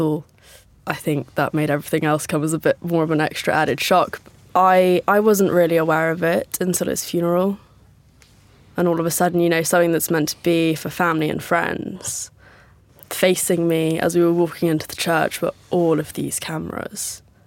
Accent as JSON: {"language": "English", "region": "Northern Ireland", "country": "United Kingdom", "tie": "born or raised there", "said": "Growing up in Northern Ireland"}